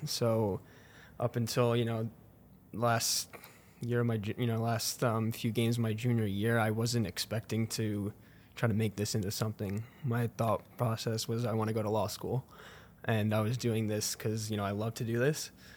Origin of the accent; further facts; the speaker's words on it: New Jersey, United States; moved away as an adult; also born or lived in Vancouver, Canada; now in St. Louis, United States; New Jersey in my home state